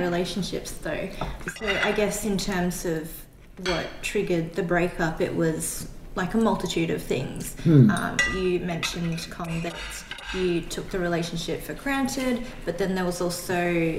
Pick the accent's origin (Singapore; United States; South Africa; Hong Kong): Hong Kong; now in Australia; So I was born in Hong Kong.